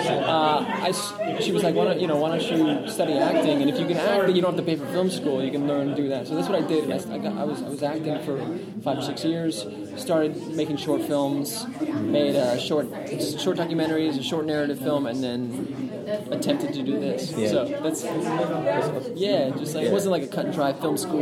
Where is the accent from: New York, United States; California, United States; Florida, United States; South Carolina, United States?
California, United States; Burbank; I'm from LA. I'm from Burbank